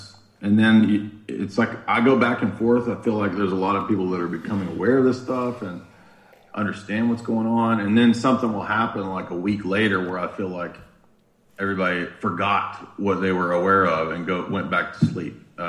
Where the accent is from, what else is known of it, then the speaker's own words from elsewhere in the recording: San Diego, California, United States; now in Tennessee, United States; Well, I grew up in San Diego, man.